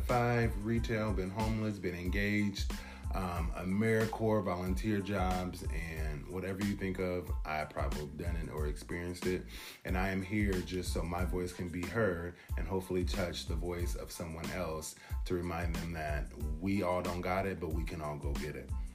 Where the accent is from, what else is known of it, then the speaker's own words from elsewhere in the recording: Portland, Oregon, United States; now in East Coast, United States; I'm born and raised in Portland, Oregon. Currently residing on the East Coast.